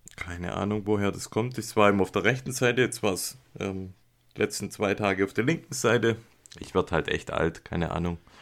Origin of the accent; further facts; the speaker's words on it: Germany; moved away; aus meiner alten Heimat Beisingen